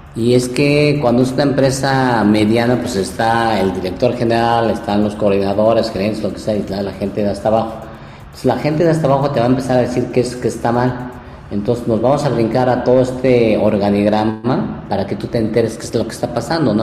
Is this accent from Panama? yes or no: no; Mexico; also born or lived in Japan; nosotros como cultura mexicana somos una cultura muy, muy creativa